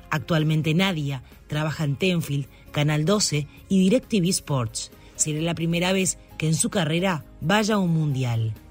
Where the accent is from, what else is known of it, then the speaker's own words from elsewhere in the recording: Uruguay; Eh, Somos uruguayas, sí.